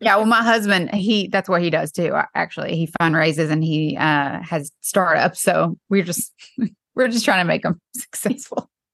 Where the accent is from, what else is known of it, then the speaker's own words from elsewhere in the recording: East Tennessee, United States; now in Nashville, United States; I'm from East Tennessee.